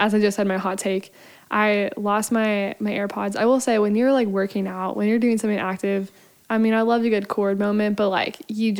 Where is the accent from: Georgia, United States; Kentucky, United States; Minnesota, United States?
Kentucky, United States; Lexington; I'm on staff here, and I'm from Lexington, repping the hometown turf.